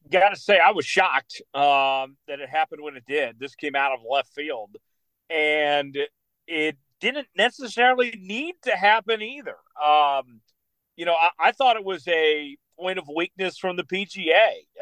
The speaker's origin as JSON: {"language": "English", "town": "Broken Arrow", "region": "Oklahoma", "country": "United States", "tie": "born or raised there", "said": "Cedar Ridge Country Club in my hometown there in Broken Arrow"}